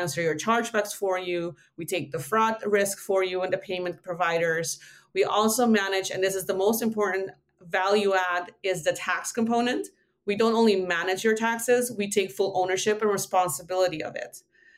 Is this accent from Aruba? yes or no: yes; Aruba; also born or lived in Netherlands; I call myself Dutch-ish because I was born in the Netherlands, but I've lived everywhere the most except for here. So I grew up in Aruba.